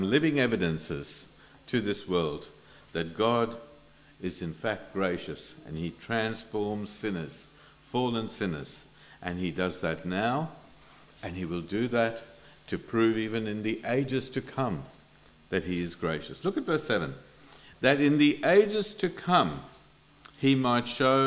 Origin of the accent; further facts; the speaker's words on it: India; moved away; I come from India